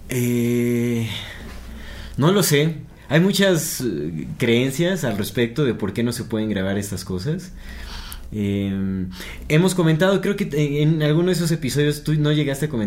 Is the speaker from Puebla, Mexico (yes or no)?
no; Querétaro, Mexico; soy de Querétaro y mi escuela estaba cerca a los arcos, cerca de los arcos. Los arcos están bien chidos.